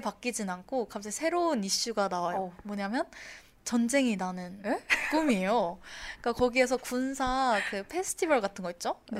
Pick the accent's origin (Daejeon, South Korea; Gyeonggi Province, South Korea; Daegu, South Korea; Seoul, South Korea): Gyeonggi Province, South Korea; Icheon; also born or lived in Incheon; 제가 한 3살 때부터 지금까지는 쭉 경기도 이천에서 음. 네, 살고 있습니다.